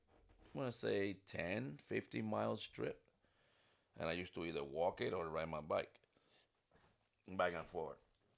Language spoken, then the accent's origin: English; Puerto Rico; English is a second language; moved away as an adult; also born or lived in New York / El Paso, Texas / Germany; I was back in PR within a week.